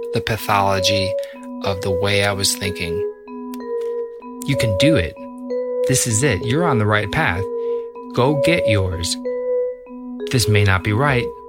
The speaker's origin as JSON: {"language": "English", "town": "Libertyville", "region": "Illinois", "country": "United States", "tie": "born or raised there", "said": "I grew up in Libertyville, Illinois, which is about 35, 40 miles north of the city of Chicago."}